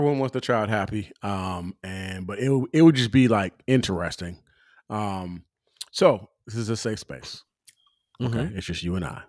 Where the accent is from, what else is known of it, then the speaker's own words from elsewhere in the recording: California, United States; I grew up in California.